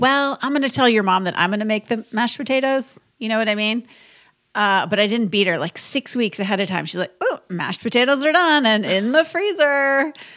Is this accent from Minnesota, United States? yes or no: yes; Minnesota, United States; I grew up in Minnesota